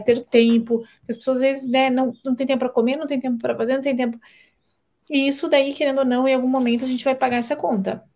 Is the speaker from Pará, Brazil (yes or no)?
no; Balneário Camboriú, Santa Catarina, Brazil; Eu sou de Balneário Camboriú